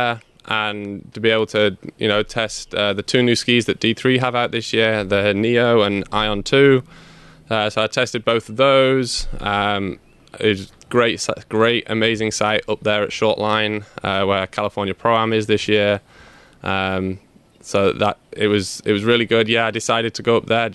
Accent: Bolton, North West England, United Kingdom; moved away; I'm from Bolton, England, and start skiing when I was 18 months old on the front of my dad's skis

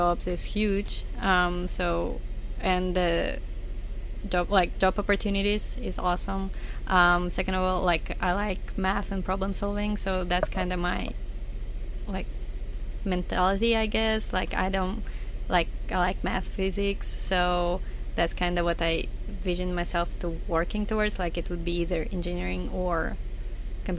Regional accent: Minsk, Belarus; I'm from Minsk.

